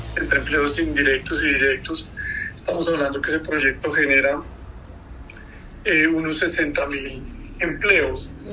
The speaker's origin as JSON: {"language": "Spanish", "country": "Colombia"}